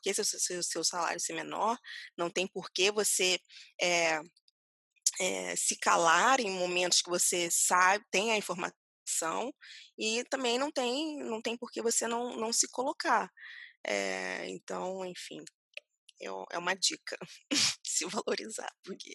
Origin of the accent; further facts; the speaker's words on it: Rio de Janeiro, Brazil; moved away; eu sou carioca